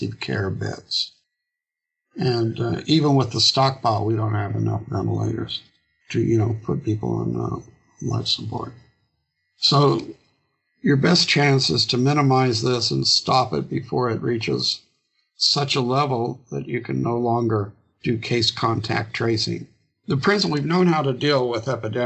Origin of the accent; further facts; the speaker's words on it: Illinois, United States; my hometown of 18,000 people in Illinois